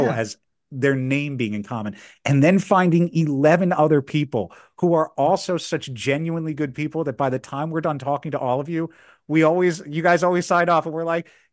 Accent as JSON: {"language": "English", "town": "Philadelphia", "region": "Pennsylvania", "country": "United States", "moved": "as an adult", "lives_now": "Washington, DC, United States", "said": "I'm originally from Philadelphia, but my whole family's down in the DC area."}